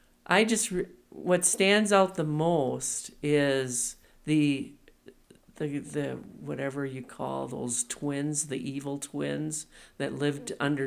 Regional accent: Oshkosh, Wisconsin, United States; Oshkosh, Wisconsin.

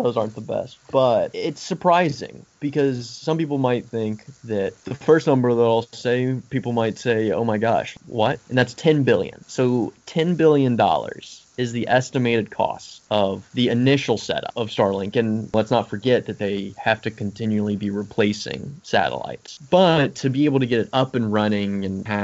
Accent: Tennessee, United States; I'm from Tennessee

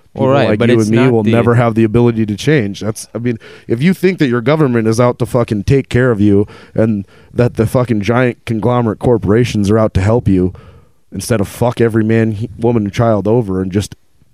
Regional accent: United States; I'm an American black person.

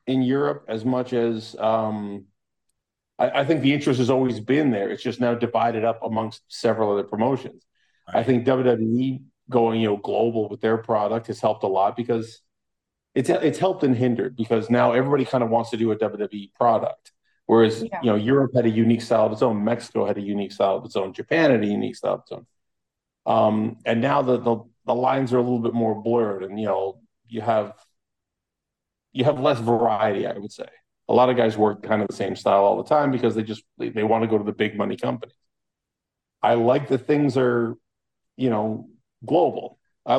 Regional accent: Toronto, Ontario, Canada; I'm from Scarborough in Toronto, Canada.

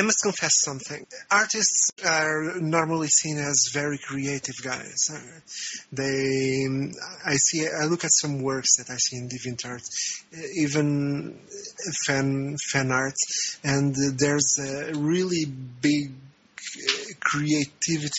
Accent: Portugal; moved away as an adult; now in Brazil; I am from Portugal, and I am currently living in Brazil

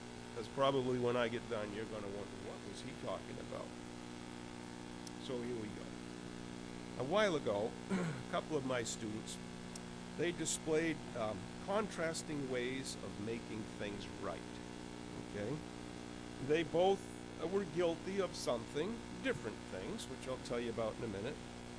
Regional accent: Concord, United States; You know, you can tell I'm from Concord because I'm stretching those preliminaries right out

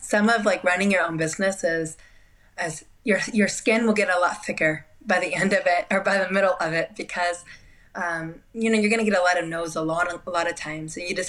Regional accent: Spain; also born or lived in Portugal / Japan / Peru; I grew up in Spain. I lived some time in Portugal. As a baby, I lived in Japan.

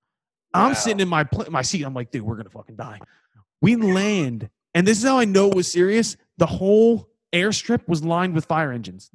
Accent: Philadelphia, Pennsylvania, United States; accent: Philly; I'm from Philly.

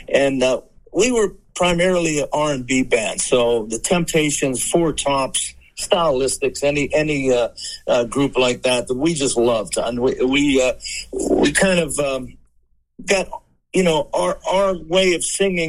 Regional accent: Aliquippa, Pennsylvania, United States; my hometown here of Aliquippa, Pennsylvania.

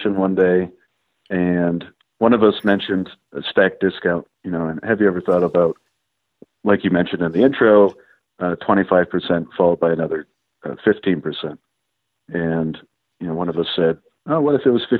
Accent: Maine, United States; I grew up in Maine

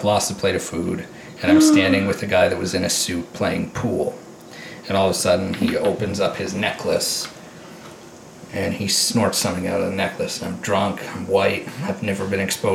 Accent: Tillsonburg, Ontario, Canada; I'm born and raised in Tilsonburg

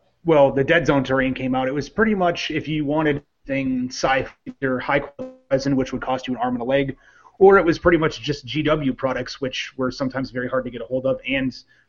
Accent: Midwest, United States; I'm from the Midwest.

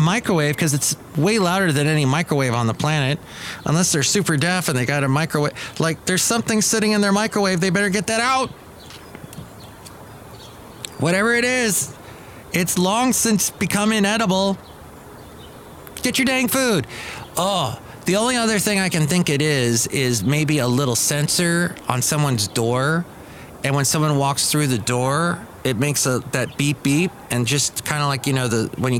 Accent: Los Angeles, California, United States; When I grew up in Van Nuys

